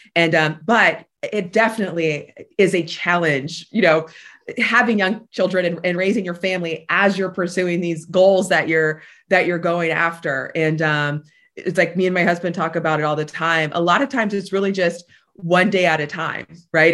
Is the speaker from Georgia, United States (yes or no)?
no; Tampa, Florida, United States; I am a Tampa native, born and raised here